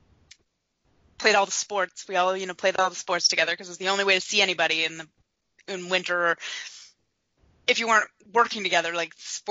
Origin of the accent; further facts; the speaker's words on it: Ottawa Valley, Ontario, Canada; I grew up in the Ottawa Valley in the middle of nowhere.